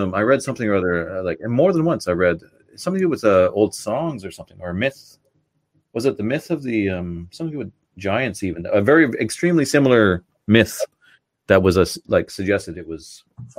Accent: Canada; now in Ireland; I live in Ireland, but I'm from Canada. I grew up in Canada.

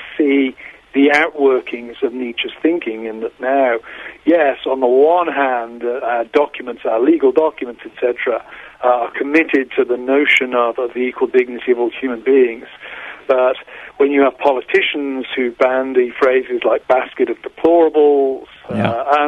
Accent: United Kingdom; moved away as an adult; now in United States; I grew up in Britain, in Europe.

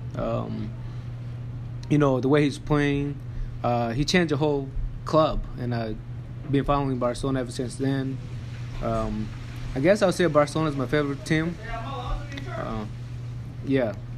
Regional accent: Tanzania; we both grew up in Tanzania.

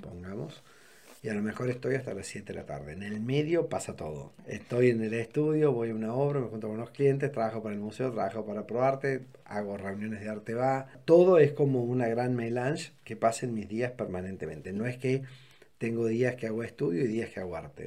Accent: Córdoba, Argentina; also born or lived in Santa Rosa de Río Primero, Argentina; nací en Córdoba, aunque viví hasta los cuatro años en un pueblo, en Santa Rosa Río primero

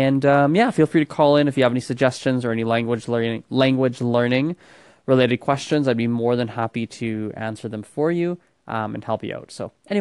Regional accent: Calgary, Alberta, Canada; I am from Calgary

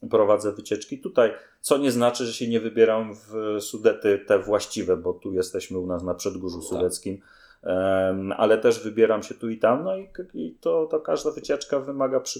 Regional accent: Greater Poland, Poland; ja jestem z Wielkopolski i Dolnego Śląska się cały czas uczę

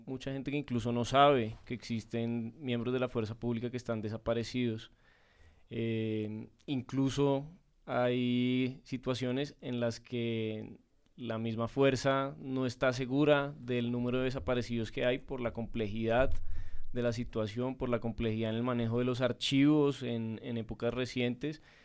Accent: Colombia; como colombianos

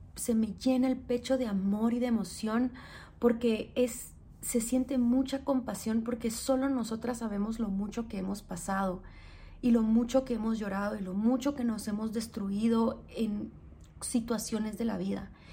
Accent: Guatemala; soy guatemalteca

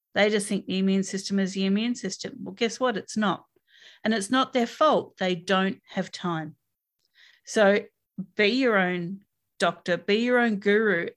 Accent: Australia

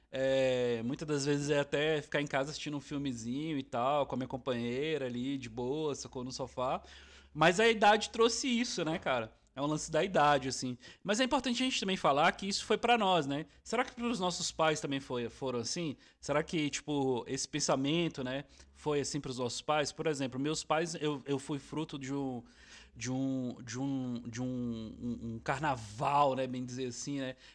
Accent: Brasília, Federal District, Brazil; A gente, a gente tá da nossa referência, somos de Brasília e tal.

